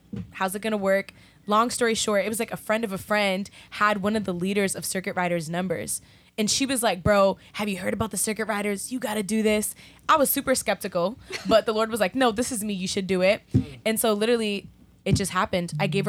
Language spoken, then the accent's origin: English; New York City, New York, United States; I'm from Brooklyn